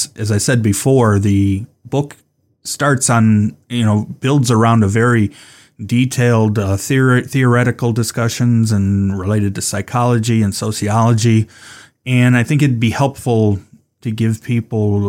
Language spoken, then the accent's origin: English; Cleveland, Ohio, United States; I'm from Cleveland, spent most of my life there